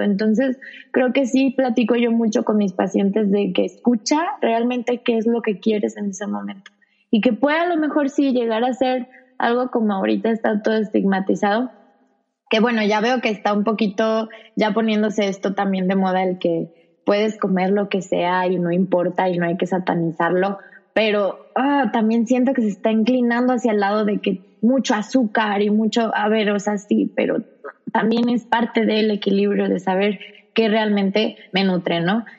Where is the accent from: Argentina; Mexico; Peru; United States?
Mexico; Zamora, Michoacán; also born or lived in Guadalajara; empecé en Zamora porque soy de Zamora